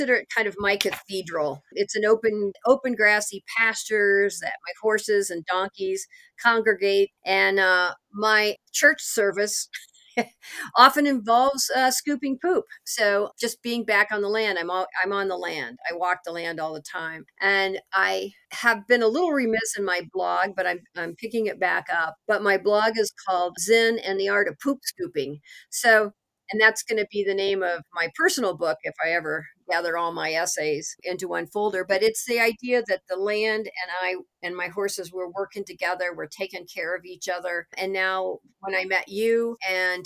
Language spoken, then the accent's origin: English; Missouri, United States; I am from Missouri